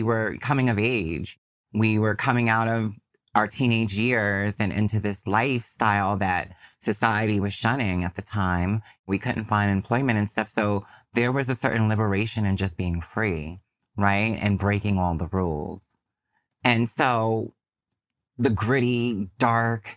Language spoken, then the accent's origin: English; New York, United States; as a New Yorker